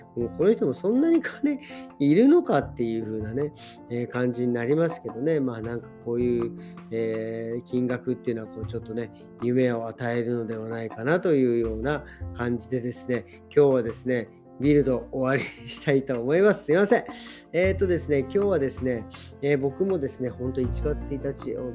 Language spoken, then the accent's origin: Japanese; Japan; moved away; 日本の両親と挨拶してで久々にね自分の実家にとスカイプして